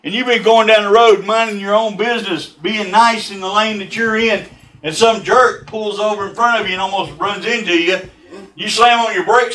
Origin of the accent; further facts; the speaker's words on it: Texas, United States; I'm from Texas